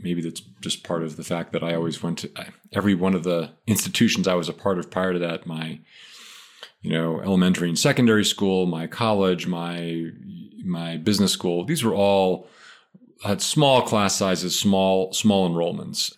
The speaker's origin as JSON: {"language": "English", "town": "Philadelphia", "region": "Pennsylvania", "country": "United States", "tie": "born or raised there", "also_born_or_lived": "Maine", "moved": "as an adult", "said": "I grew up, uh, in suburban Philadelphia, and I lived there all the way through till I left for college."}